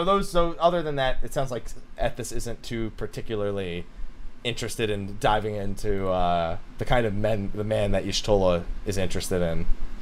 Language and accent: English; New Jersey, United States; I'm from New Jersey.